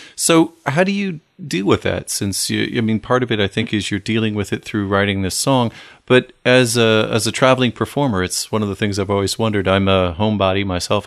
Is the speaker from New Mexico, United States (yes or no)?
no; Toledo, Ohio, United States; growing up near Toledo, Ohio, which is flat.